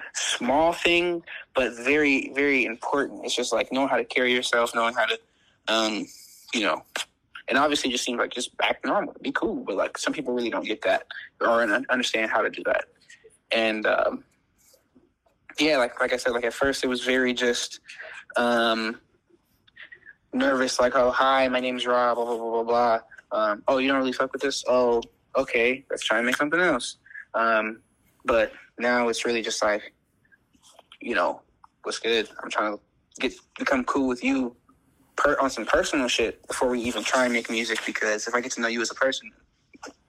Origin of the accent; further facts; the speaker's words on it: Louisiana, United States; now in Chicago, United States; I was born and raised in Louisiana.